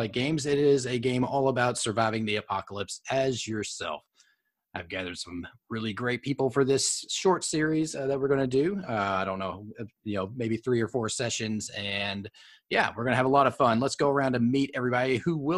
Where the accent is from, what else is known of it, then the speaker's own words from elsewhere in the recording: Owensboro, Kentucky, United States; my hometown of Owensboro, Kentucky